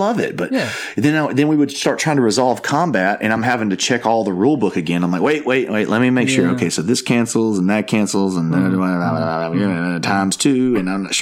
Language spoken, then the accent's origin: English; Tuscaloosa, Alabama, United States; I'm from Tuscaloosa, and so our city is called the Druid City. It is based off the huge oak trees that we have here.